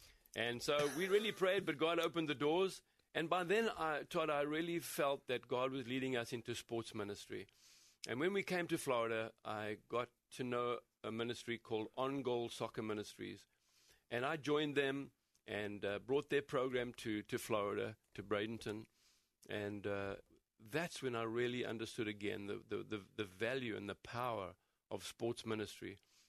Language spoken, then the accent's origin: English; Gauteng, South Africa; now in United States; growing up in South Africa, in the Transvaal, we're now in Gauteng, it gets fairly cold, but it hardly ever snows. Mm. So moving to Minnesota was quite something.